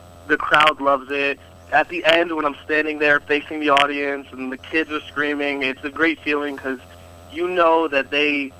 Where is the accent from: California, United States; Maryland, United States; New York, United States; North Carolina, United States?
North Carolina, United States; I was in my home state, North Carolina